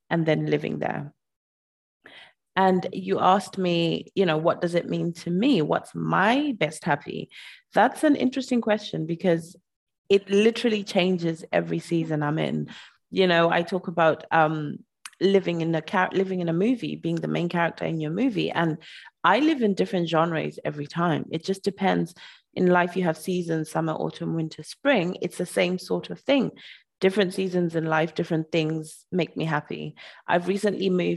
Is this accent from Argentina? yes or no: no; Zimbabwe; I'm from Zimbabwe